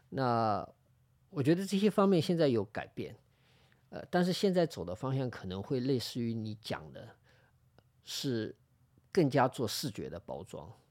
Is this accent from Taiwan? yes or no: no; Shanghai, China; 我其实以前就在这儿附近长大啊，我的小学、中学什么我都是家里都住在这里，就住在现在录音的这个地方的斜对面啊，